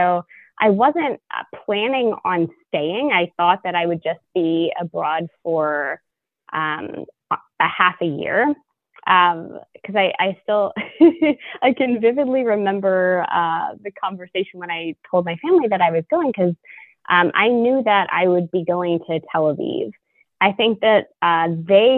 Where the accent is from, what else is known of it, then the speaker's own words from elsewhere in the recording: Louisville, Kentucky, United States; moved away as an adult; I was born in Louisville and raised here